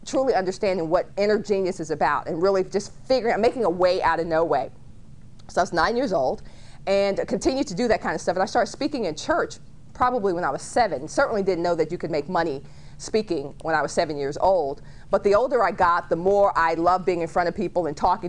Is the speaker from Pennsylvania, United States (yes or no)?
no; Dallas, Texas, United States; I grew up in Dallas and started my first business when I was 9 years old